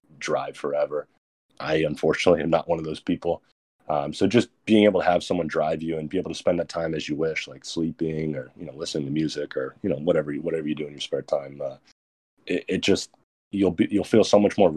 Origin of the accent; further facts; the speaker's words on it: New Jersey, United States; I'm from Jersey